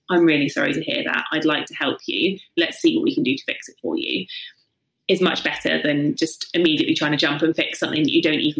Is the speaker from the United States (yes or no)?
no; South East England, United Kingdom; From the south coast, so yeah, just Hampshire.